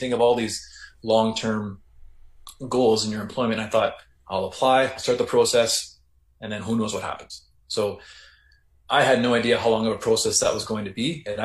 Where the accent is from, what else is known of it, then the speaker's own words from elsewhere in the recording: Kenora, Ontario, Canada; I was going to be working in my hometown of Kenora